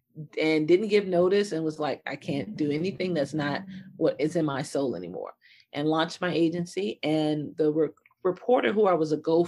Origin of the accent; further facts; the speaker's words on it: Detroit, Michigan, United States; I grew up in Detroit, Michigan, which was really good.